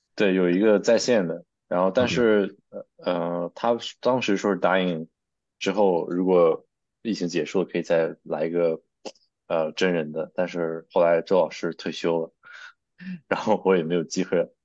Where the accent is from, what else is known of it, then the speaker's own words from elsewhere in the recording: Shijiazhuang, Hebei, China; moved away as an adult; also born or lived in Nanjing; now in United States; 我是北方人，我家是石家庄的